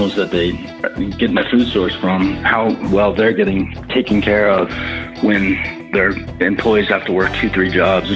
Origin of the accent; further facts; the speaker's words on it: Denver, Colorado, United States; also born or lived in Boulder, Colorado; born and raised in Denver, Colorado